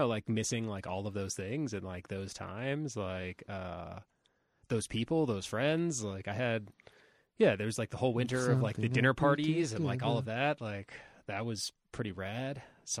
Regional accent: Ohio, United States; also born or lived in Florida; But like growing up in Ohio and Florida and various other places.

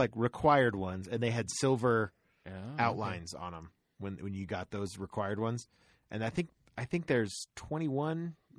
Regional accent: Florida, United States; I grew up in Florida.

